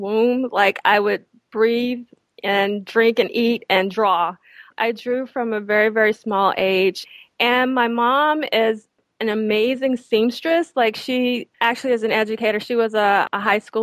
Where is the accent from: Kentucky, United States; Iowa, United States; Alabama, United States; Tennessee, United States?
Alabama, United States; Eutaw; moved away as an adult; also born or lived in Philadelphia; now in New York, United States; I was born and raised in Utah, Alabama